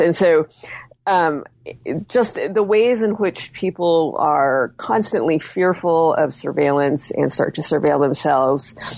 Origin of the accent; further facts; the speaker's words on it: United States; my being Chinese American